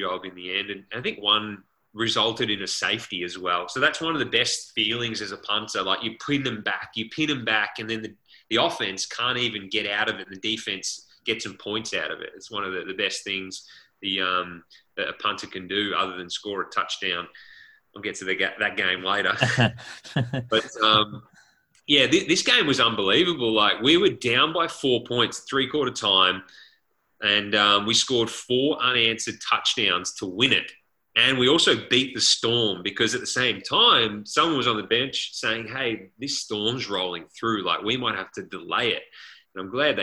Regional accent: Australia; moved away as an adult; now in United States; as an Aussie

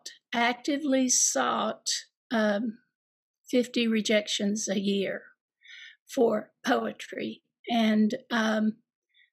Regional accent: Eastern Kentucky, United States; growing up in Eastern Kentucky to teaching and being a mother

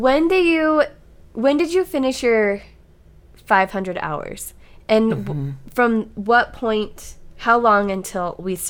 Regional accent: Utah, United States; As somebody who grew up in like, okay, Utah County

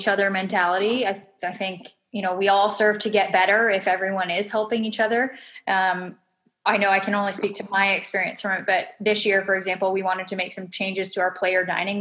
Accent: Canada; especially being in my home country

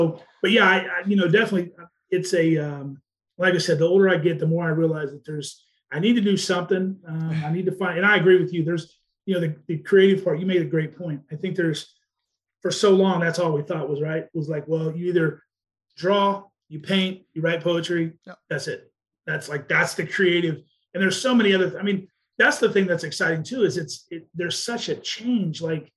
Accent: Wichita, Kansas, United States; moved away; also born or lived in Ohio; I grew up in Wichita, Kansas

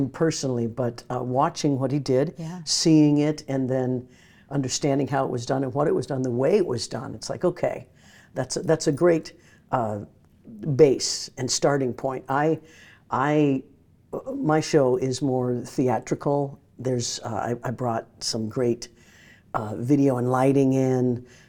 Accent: Midwest, United States; I grew up in the Midwest, and Broadway was just, we'd sing the Broadway songs in school.

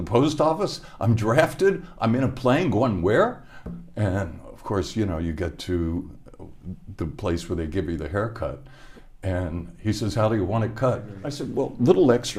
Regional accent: Hamilton, Ohio, United States; moved away as an adult; I was born in Hamilton, Ohio.

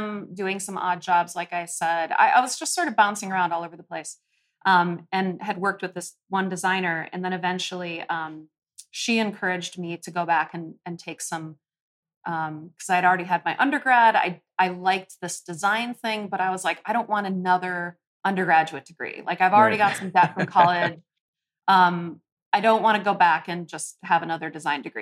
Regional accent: Minneapolis, Minnesota, United States; also born or lived in Colorado / Montana / California; I grew up here in Minneapolis

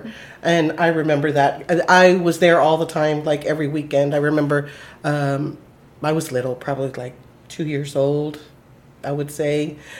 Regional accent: Austin, Texas, United States; I was born and raised in Austin.

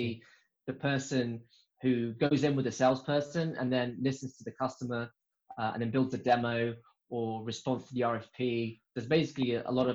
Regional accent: Brazil; moved away as an adult; I'm originally from Brazil

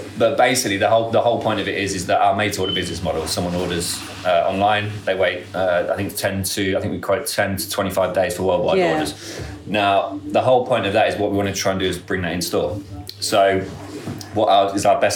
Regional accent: Northampton, East Midlands, United Kingdom; I'm from Northampton, I had my own shoe shop

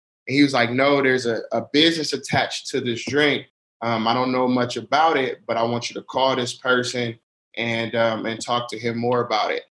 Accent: Oakland, California, United States; moved away as an adult; now in Utah, United States; I'm from Oakland, California

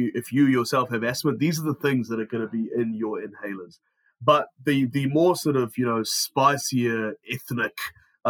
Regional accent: New Zealand; I grew up in New Zealand

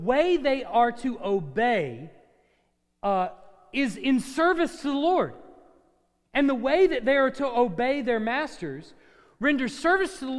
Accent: United States; also born or lived in Texas; as an American

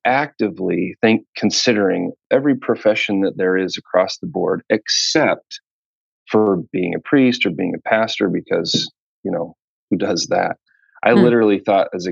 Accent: Wheaton, Illinois, United States; I'm from Wheaton, Illinois. And I went to Wheaton College. My dad worked at Wheaton College for his 30-year career.

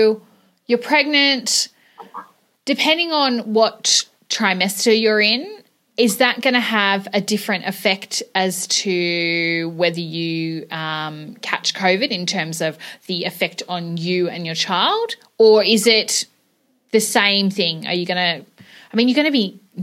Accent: Melbourne, Victoria, Australia; now in Tasmania, Australia; I'm from Melbourne originally.

